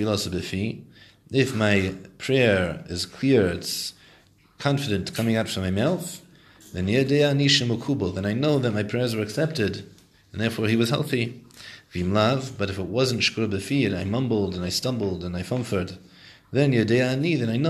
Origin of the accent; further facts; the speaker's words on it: Morristown, New Jersey, United States; I was born in Morristown, New Jersey